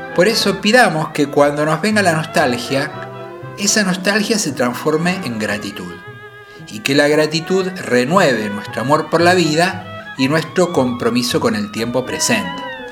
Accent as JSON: {"language": "Spanish", "region": "Buenos Aires", "country": "Argentina", "tie": "born or raised there", "said": "yo nací en Parque Patricios, entre Parque Patricios y Pompeya"}